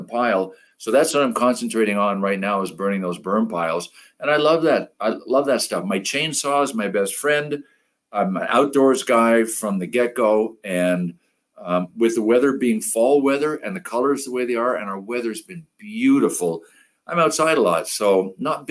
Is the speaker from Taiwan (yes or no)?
no; Thurso, Quebec, Canada; I grew up in Quebec in a little paper mill town. It's called Thurso, home of Guy Lafleur